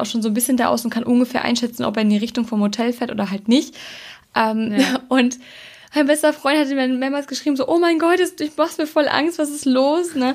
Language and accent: German; Germany; wir sind Deutsche.